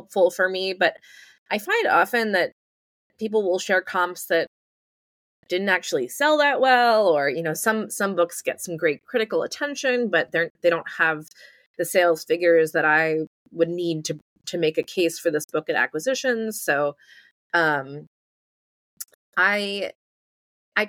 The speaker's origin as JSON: {"language": "English", "town": "New York City", "region": "New York", "country": "United States", "tie": "born or raised there", "said": "I grew up in New York City"}